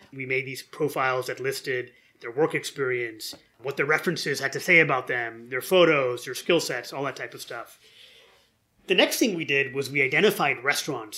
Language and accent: English; near Detroit, Michigan, United States; I grew up near Detroit.